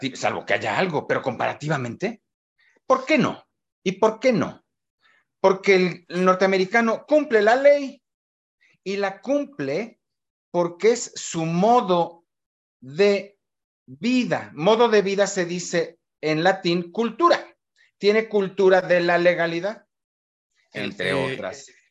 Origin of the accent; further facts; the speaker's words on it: Mexico; somos los mexicanos